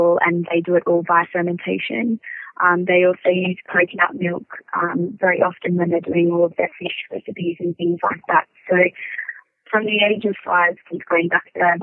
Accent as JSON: {"language": "English", "town": "Gold Coast", "region": "Queensland", "country": "Australia", "said": "I'm from the Gold Coast and I'm 23 years old."}